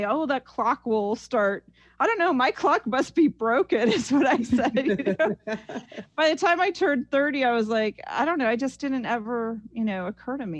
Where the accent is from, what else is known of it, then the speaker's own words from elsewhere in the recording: Ames, Iowa, United States; now in Los Angeles, United States; growing up in Iowa was a wonderful experience for me.